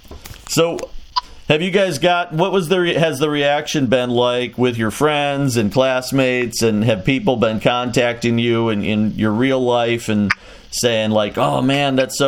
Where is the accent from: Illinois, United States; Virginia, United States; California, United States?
Illinois, United States; Chicago; now in Quad Cities, United States; I grew up in Chicago.